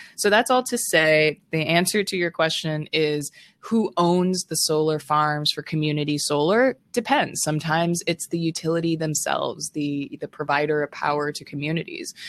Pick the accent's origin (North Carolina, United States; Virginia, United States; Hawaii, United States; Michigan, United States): Hawaii, United States; Honolulu; Growing up in Honolulu, Hawaii